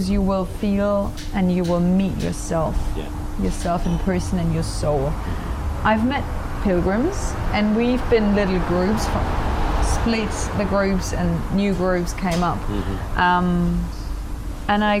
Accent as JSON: {"language": "English", "country": "Germany", "said": "I'm from Germany"}